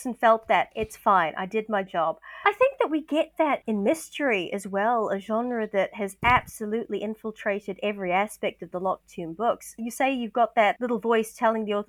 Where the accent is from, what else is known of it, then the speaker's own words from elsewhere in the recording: New Zealand; I'm a Kiwi